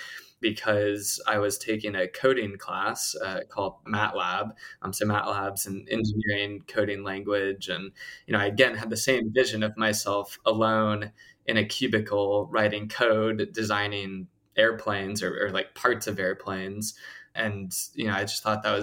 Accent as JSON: {"language": "English", "town": "Plano", "region": "Texas", "country": "United States", "tie": "born or raised there", "said": "I grew up in Texas, went to public school there"}